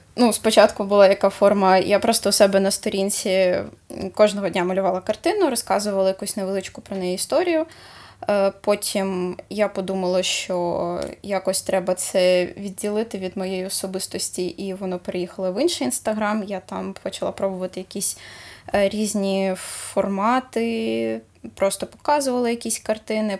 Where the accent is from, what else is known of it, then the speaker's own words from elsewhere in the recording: Horlivka, Donetsk Oblast, Ukraine; moved away; also born or lived in Kharkiv; У мене в моїй рідній Горлівці